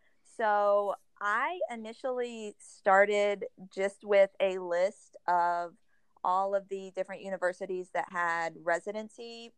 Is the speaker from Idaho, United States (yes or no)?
no; Oklahoma, United States; also born or lived in Houston, Texas / Huntsville, Texas; I grew up most of my life in Oklahoma